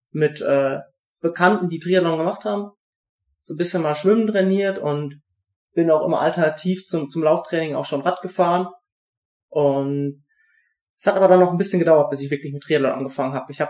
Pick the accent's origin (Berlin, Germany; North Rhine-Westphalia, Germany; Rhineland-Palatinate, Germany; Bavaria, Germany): North Rhine-Westphalia, Germany; Siegerland; Also ich bin aufgewachsen im Siegerland, also wirklich unweit von Buschütten auch. Buschütten ist ja ein kleiner Ort in der Nähe von Siegen.